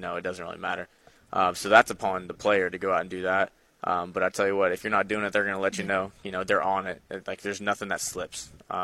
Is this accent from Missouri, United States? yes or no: yes; Sedalia, Missouri, United States; now in Jonesboro, United States; I'm from Sedalia, Missouri, up there around Kansas City